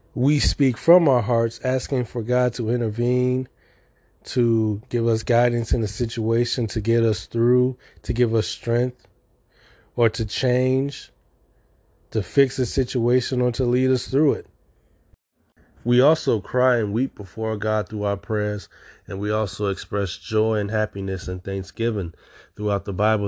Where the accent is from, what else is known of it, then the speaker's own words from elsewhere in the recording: Chicago, Illinois, United States; I'm from Chicago.